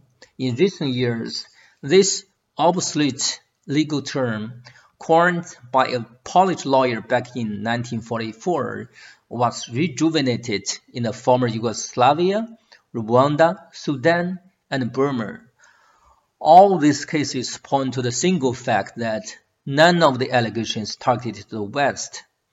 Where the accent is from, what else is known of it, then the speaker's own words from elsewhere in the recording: Shandong, China; I was born in a rural village in Shandong province, the house is made of mud, and the only electronic appliance in the house is a torch.